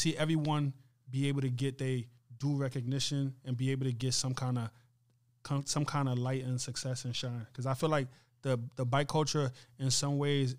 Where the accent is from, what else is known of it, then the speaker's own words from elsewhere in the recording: Mali; also born or lived in Libya; I was born in Libya, but I'm originally from West Africa, Mali.